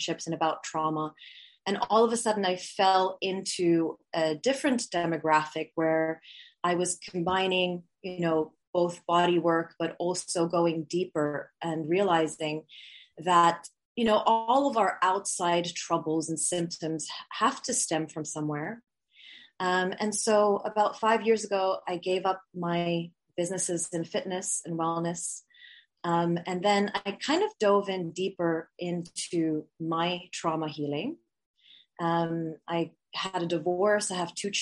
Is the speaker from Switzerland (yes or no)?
yes; Switzerland; moved away; also born or lived in Bali / Canada; I'm half Swiss, half Filipina. And I grew up in Switzerland and then moved to Bali and then lived all around the world